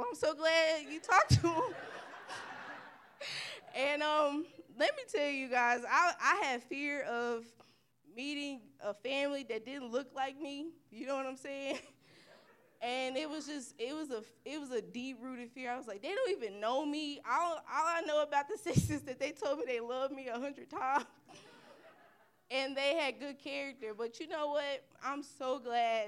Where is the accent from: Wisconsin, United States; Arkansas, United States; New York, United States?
Arkansas, United States; Little Rock; moved away as an adult; I am from Little Rock, Arkansas